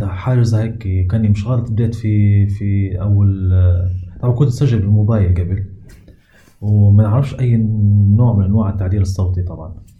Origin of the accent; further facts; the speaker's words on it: Libya; عندنا في ليبيا